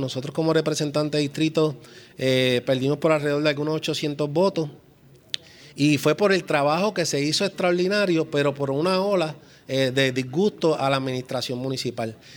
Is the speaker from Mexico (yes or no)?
no; Puerto Rico; como puertorriqueños